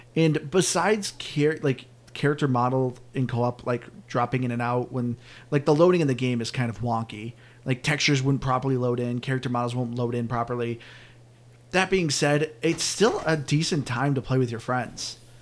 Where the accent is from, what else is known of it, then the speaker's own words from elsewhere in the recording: New England, United States; all of us being from New England